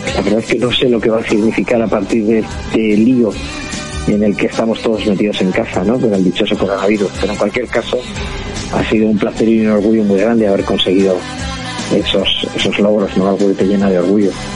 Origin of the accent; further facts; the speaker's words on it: Ezcaray, La Rioja, Spain; soy cocinero de La Rioja, de un pueblecito que se llama Escaray, y pertenezco a la quinta generación de, una familia que se lleva dedicando a la hostelería desde 1898